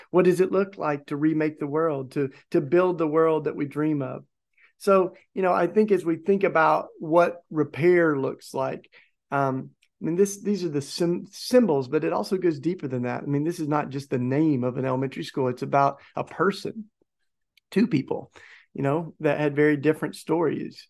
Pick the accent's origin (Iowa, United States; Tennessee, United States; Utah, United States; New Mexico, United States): Tennessee, United States; my home state of Tennessee